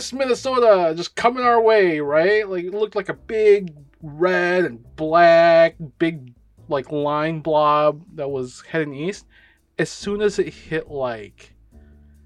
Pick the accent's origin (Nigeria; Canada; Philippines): Philippines; I'm brown, I'm Filipino